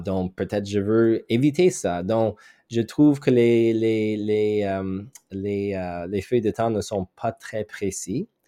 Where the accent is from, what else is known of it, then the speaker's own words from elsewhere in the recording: Montreal, Quebec, Canada; French is a second language; je viens de Montréal, Québec